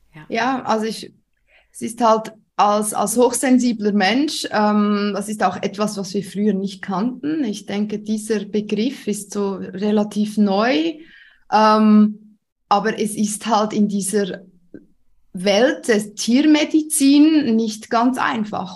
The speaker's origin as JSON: {"language": "German", "country": "Switzerland", "accent": "Swiss", "said": "Ich ähm, wohne in der Schweiz. Das hört man auch. Ich bin Schweizerin."}